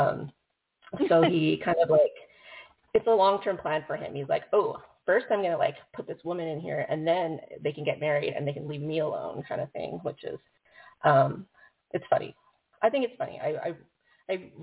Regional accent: Calgary, Alberta, Canada; I grew up in Calgary.

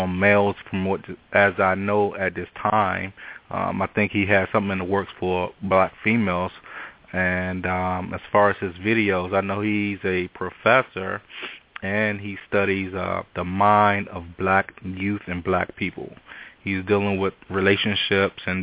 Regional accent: Washington, District of Columbia, United States; I'm originally from Washington, D.C. I was born and raised here

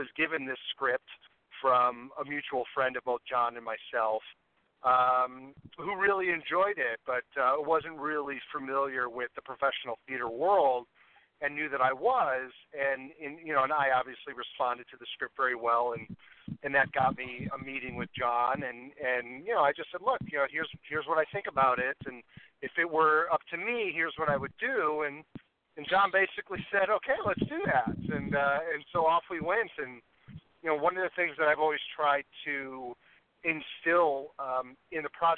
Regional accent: Chicago, Illinois, United States; moved away as an adult; now in Los Angeles, United States; I'm originally from Chicago, and I've been out in L.A. for a little over a decade now.

